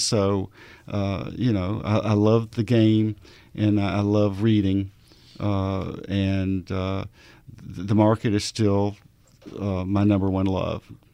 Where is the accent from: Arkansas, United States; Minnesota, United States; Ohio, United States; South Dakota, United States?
Arkansas, United States; I'm from Arkansas